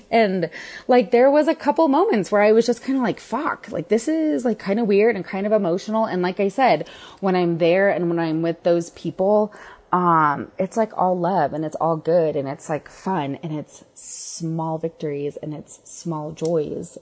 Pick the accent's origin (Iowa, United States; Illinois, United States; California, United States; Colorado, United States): Colorado, United States; Denver; I'm from Denver. I've lived here on and off my entire life